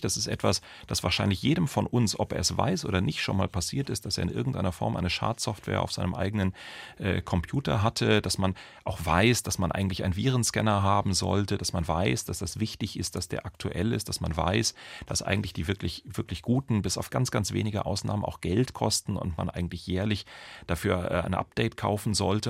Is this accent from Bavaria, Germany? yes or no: yes; Munich, Bavaria, Germany; bei uns in München